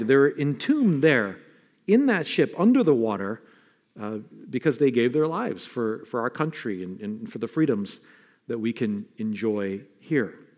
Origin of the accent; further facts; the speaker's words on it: New York City, New York, United States; Not Queens where I'm from